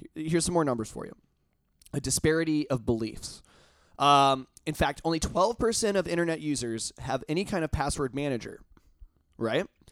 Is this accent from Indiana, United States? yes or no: yes; Indiana, United States; I'm from Indiana